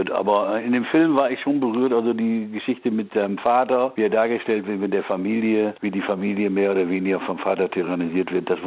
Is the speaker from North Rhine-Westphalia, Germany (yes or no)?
yes; Münster, North Rhine-Westphalia, Germany; Udo kommt aus Gronau, ich komme aus Münster, unser erster Gitarrist kam aus Borghorst